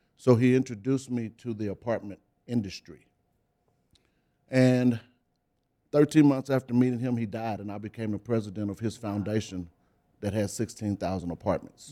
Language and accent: English; Beaumont, Texas, United States; In Beaumont, Texas